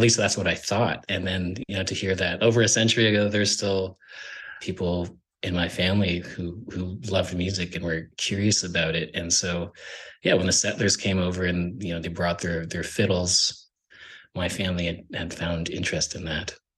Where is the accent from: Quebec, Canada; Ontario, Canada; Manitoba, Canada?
Ontario, Canada; Sandy Lake First Nation; now in Toronto, Canada; I'm from Sandy Lake First Nation. I'm currently living in Toronto.